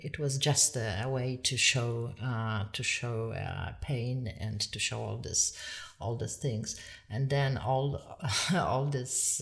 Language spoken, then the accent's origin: English; Poland; moved away as an adult; now in Ireland; I am from Poland, but uh, but actually my parents, nor of them is Polish